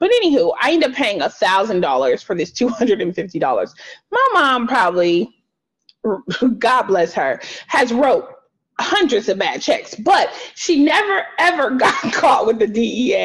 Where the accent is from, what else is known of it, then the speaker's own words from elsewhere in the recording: Los Angeles, California, United States; I grew up in South Central too